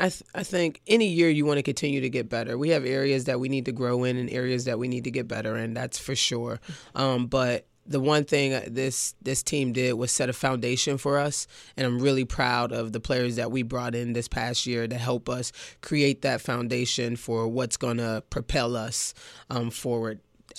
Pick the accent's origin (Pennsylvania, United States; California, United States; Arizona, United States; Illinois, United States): Pennsylvania, United States; Pittsburgh; also born or lived in New York; I'm from New York originally, and I'm used to playing on the crates. You know what I mean? Like, the crates on the phone poles and different things like that. You know what I'm saying? But I was raised in Pittsburgh and in Whittaker